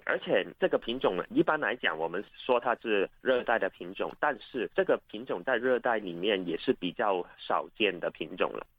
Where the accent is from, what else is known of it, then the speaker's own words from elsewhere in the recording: Hong Kong; 在我们香港这边，二零二一年是第一次发现的